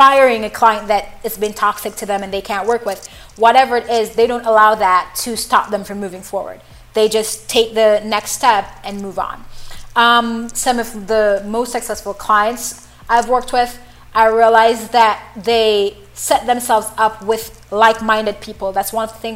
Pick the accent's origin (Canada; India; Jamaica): Jamaica; moved away; when I was younger, I was in high school, and normally we have this thing in Jamaica